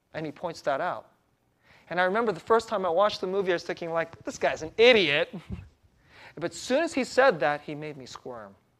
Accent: San Jose, California, United States; moved away; also born or lived in East Coast; San Jose, California.

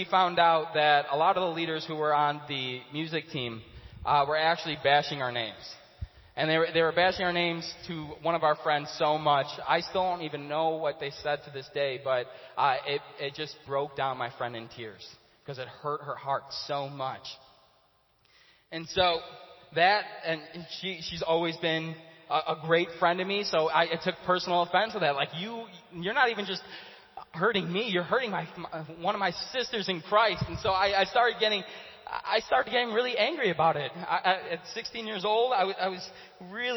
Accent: Chicago, Illinois, United States; I grew up in Chicago my whole life, my whole childhood I was there

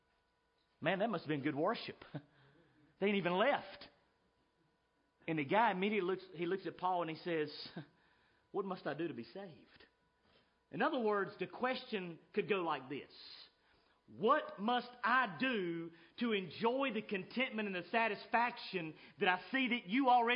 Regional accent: United States; I'm an American

